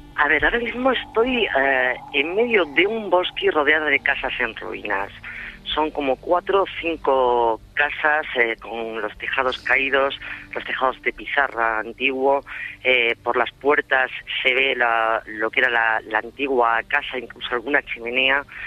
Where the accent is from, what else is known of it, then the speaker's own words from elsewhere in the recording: Extremadura, Spain; yo soy extremeña, eh, adoro mi tierra